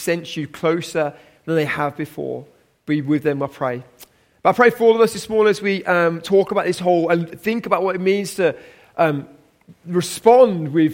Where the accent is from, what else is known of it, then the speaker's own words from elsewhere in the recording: Birmingham, West Midlands, United Kingdom; I am a Brummie